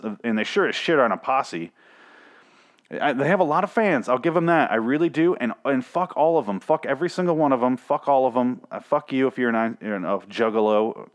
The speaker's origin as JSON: {"language": "English", "region": "Michigan", "country": "United States", "tie": "born or raised there", "said": "I grew up in Michigan"}